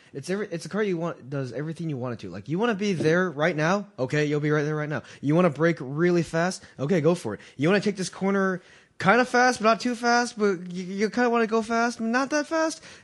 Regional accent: Boston, Massachusetts, United States; I'm from Boston.

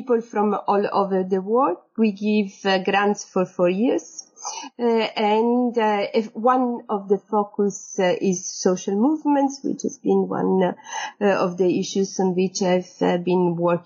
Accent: Sicily, Italy; moved away as an adult; also born or lived in Paris / Florence / Bologna / Berlin; I come from Sicily, I moved to Paris for my master a long time ago

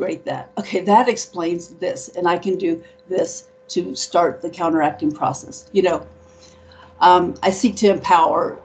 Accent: Dayton, Ohio, United States; moved away; also born or lived in New Orleans, Louisiana; I lived there. I'm from Dayton, Ohio.

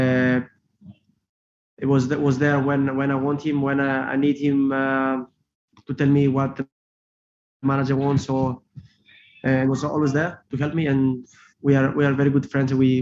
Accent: Greece; English is a second language; now in Liverpool, United Kingdom; I'm Greek also, and that's why I'm Greek Scouser.

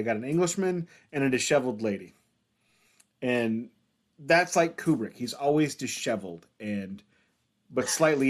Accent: St. Louis, Missouri, United States

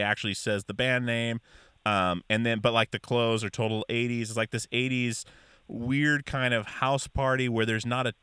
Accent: Alaska, United States; I grew up in Alaska fishing with my dad

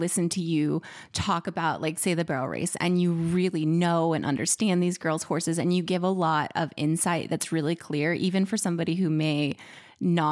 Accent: Arizona, United States; I grew up in Arizona

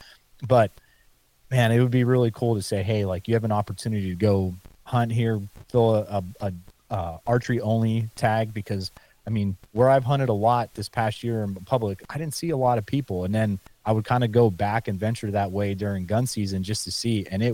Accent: Pennsylvania, United States; I know we're talking about my home state here in PA, and you were talking about Iowa.

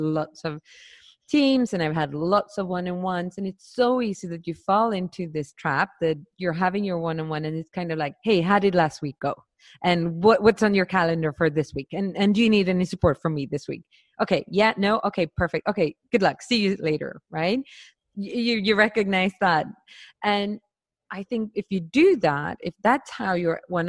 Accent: Sweden; I grew up in Sweden

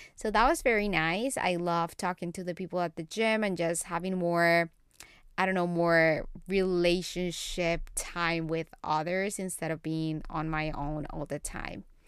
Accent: Colombia; English is a second language; now in United States; I learned English when I was in Colombia, when I was a little kid, when I was four years old.

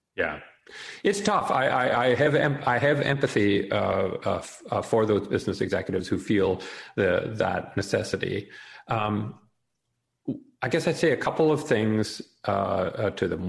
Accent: Canada; now in United States; I'm uh, born in Canada, uh, I'm now live in the States, and I'm also an American uh, citizen

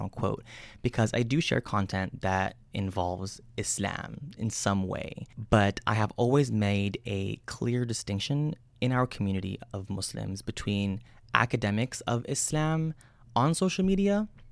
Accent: United States; I was born and raised out here in the United States

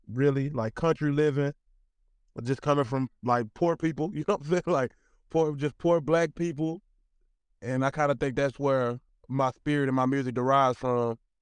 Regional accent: Magnolia, Arkansas, United States; moved away; also born or lived in Little Rock, Arkansas; I'm from Magnolia, Arkansas

